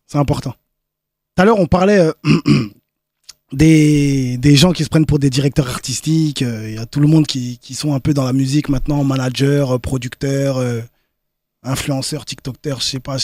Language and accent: French; France; je suis né en France